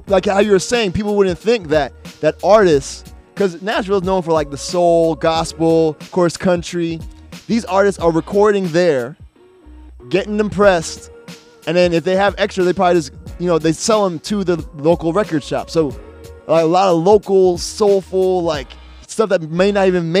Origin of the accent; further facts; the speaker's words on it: Jamaica; I'm Jamaican.